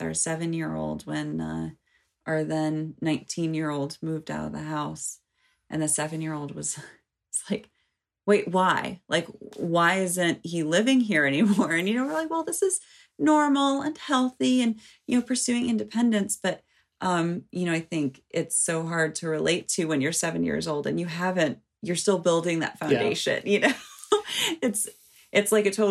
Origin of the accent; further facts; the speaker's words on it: United States; as an American